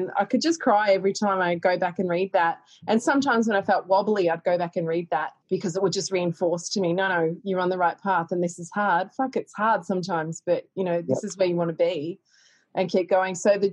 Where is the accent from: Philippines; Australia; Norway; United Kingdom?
Australia; Castlemaine, Victoria; I grew up in Castlemaine